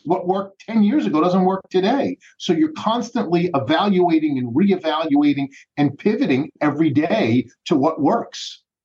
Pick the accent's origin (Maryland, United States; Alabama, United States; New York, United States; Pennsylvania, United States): Pennsylvania, United States; Philadelphia; I grew up in the Philadelphia school system